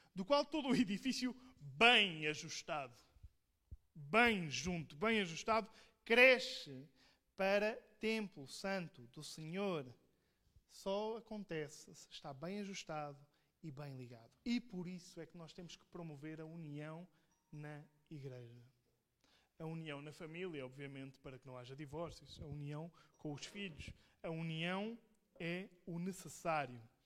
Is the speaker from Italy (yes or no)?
no; Portugal; eu sou português